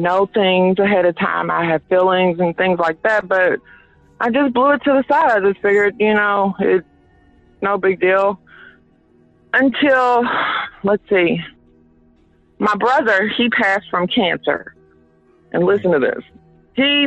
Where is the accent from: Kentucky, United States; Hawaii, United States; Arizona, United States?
Kentucky, United States; Louisville; I was born and raised right here in the West End on Hazel and Broadway